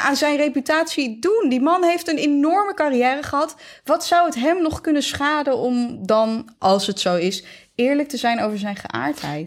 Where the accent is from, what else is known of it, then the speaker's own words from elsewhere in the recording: Netherlands; wij als Nederlanders